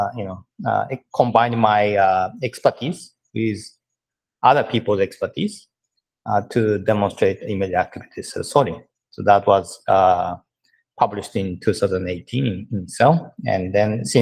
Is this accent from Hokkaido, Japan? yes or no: yes; Sapporo, Hokkaido, Japan; moved away as an adult; also born or lived in Berkeley, California / Massachusetts / Los Angeles; now in Tokyo, Japan; I was born and raised in Japan. Actually, I came from Sapporo